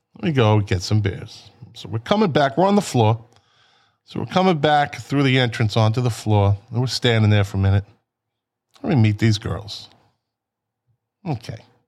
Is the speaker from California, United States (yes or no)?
no; Boston, Massachusetts, United States; we're from Boston